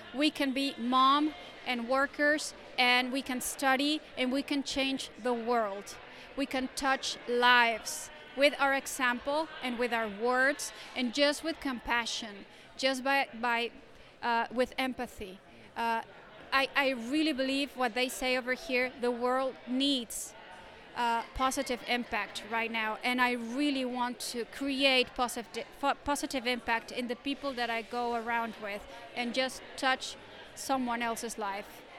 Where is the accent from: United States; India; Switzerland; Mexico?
Mexico; Torreón, Coahuila; I'm from Torreon, Mexico